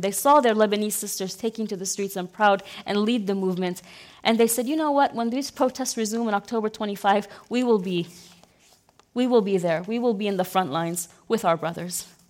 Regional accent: Mosul, Nineveh, Iraq; English is a second language; moved away as an adult; also born or lived in United Arab Emirates; one of the very few from born and raised in the city who speak English

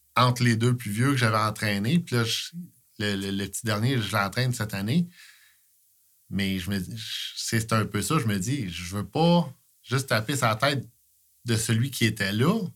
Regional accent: Coaticook, Quebec, Canada; je suis de Quaticook. Je suis toujours été ici

